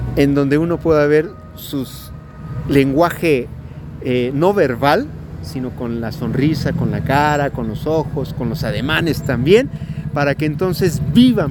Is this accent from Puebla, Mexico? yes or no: yes; Atlixco, Puebla, Mexico; nosotros como atlisquenses